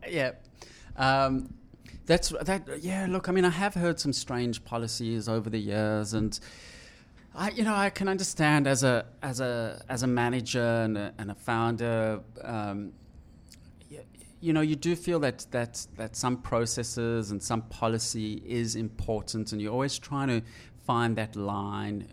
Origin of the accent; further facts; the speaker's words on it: South Africa; When I was growing up in South Africa